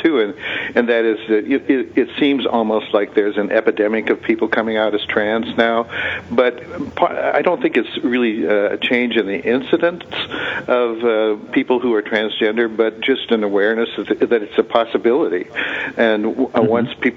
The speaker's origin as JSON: {"language": "English", "region": "Nebraska", "country": "United States", "tie": "born or raised there", "said": "I grew up in Nebraska."}